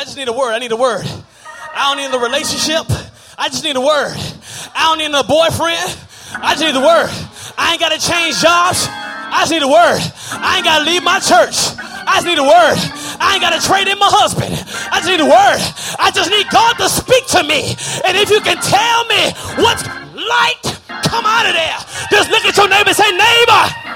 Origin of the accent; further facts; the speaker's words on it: Texas, United States; I'm from Texas